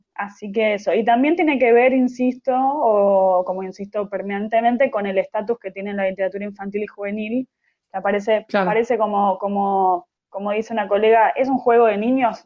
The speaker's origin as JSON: {"language": "Spanish", "country": "Argentina", "also_born_or_lived": "Buenos Aires"}